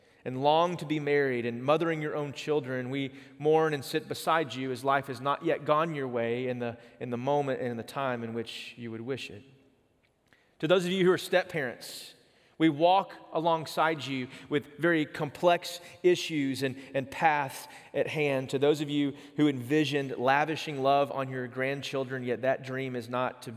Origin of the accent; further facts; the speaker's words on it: East Texas, United States; moved away; I grew up in East Texas